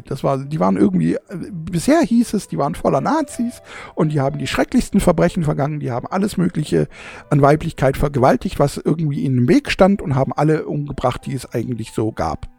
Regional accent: Germany; also born or lived in southern Germany; bei uns in Deutschland

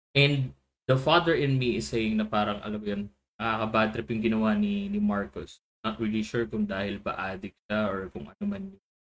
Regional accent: Philippines; as a Filipino, as a Pinoy

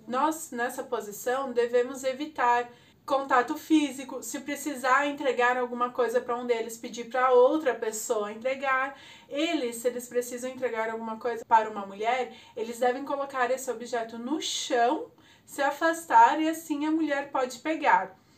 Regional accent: Brazil; Nós, como brasileiros

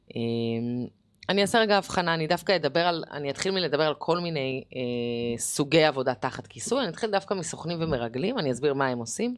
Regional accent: Jerusalem, Jerusalem District, Israel; גדלתי בירושלים, כמו שאמרתי, באינתיפאדה

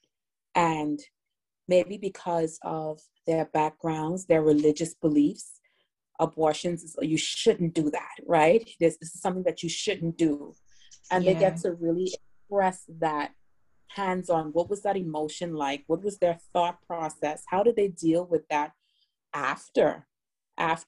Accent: Bahamas; also born or lived in South Florida; now in Miami, United States; I was born in South Florida, but raised in the Bahamas

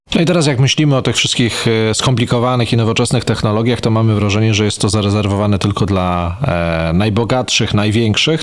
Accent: Węgrów, Masovian Voivodeship, Poland; moich rodzinnych stron w Węgrowie

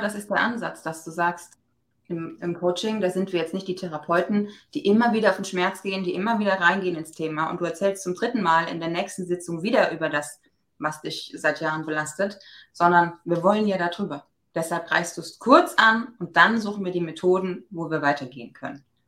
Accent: Germany; Ich bin ja aus dem Westerwald, wie man ab und zu vielleicht auch nochmal hört

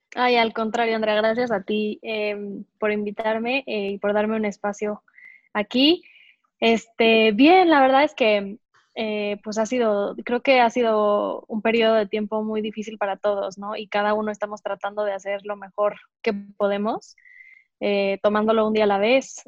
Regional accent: Mexico City, Mexico; also born or lived in Querétaro; Yo soy mexicana, nací en Querétaro, en una ciudad a dos horas de, más o menos, de la Ciudad de México. Nunca he vivido ahí, sin embargo, siempre he vivido en la Ciudad de México.

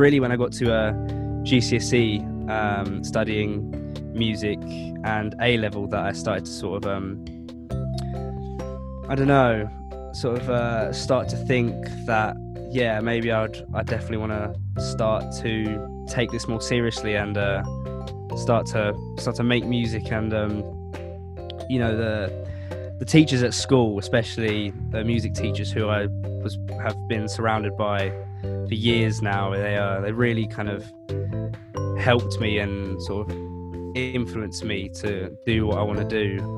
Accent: London, United Kingdom; I've grown up all my life really in South London.

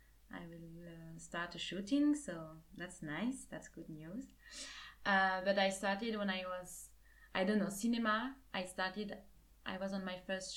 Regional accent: French part, Wallonia, Belgium; first language French; English is a second language; moved away as an adult; also born or lived in Liège; now in Seville, Spain; I'm 24 already. I'm from Belgium. And I'm here in Erasmus in Sevilla.

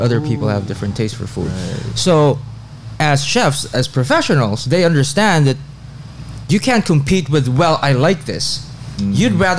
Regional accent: Philippines; Yeah, I'm very Filipino

